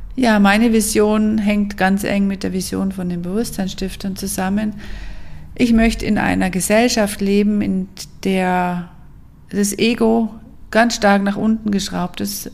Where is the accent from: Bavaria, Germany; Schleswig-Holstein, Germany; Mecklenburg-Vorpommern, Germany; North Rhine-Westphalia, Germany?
Bavaria, Germany; Allgäu; moved away as an adult; also born or lived in Munich / Fünfseenland; Geboren bin ich im Allgäu und aufgewachsen und ich bin dann mit 18 Jahren nach München zum Studieren